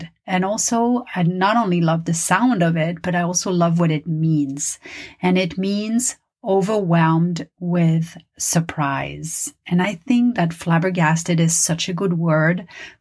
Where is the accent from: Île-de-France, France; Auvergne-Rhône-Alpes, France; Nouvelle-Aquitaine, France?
Île-de-France, France; Paris; first language French; English is a second language; now in Los Angeles, United States; my native language is French. I was born and raised in Paris